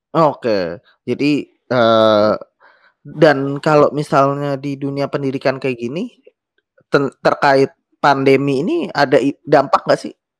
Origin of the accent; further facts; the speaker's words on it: Jakarta, Indonesia; gue sendiri lahir Jakarta